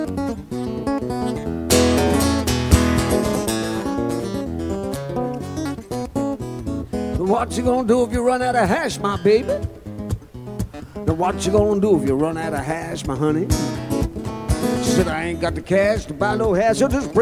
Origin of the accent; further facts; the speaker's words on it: Malmesbury, Victoria, Australia; moved away; also born or lived in Melbourne; So I'm from Central Victoria. I grew up in Malmesbury, that's where I'm from.